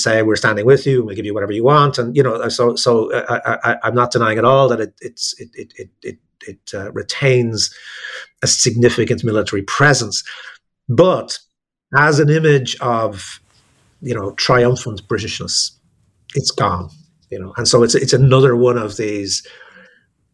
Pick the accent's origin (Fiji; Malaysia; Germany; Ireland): Ireland; as an Irish person, and therefore someone who's both kind of very close to it and slightly outside of it